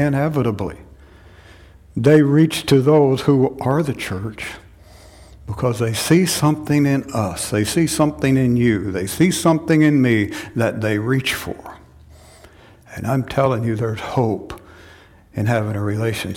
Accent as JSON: {"language": "English", "town": "Chelsea", "region": "Oklahoma", "country": "United States", "tie": "born or raised there", "moved": "yes", "said": "my hometown, Chelsea, Oklahoma"}